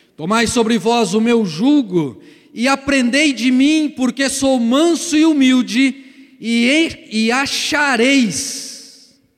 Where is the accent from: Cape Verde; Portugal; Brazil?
Brazil; Paraná; moved away; lá no Paraná, de onde eu vim, a gente chama isso de canga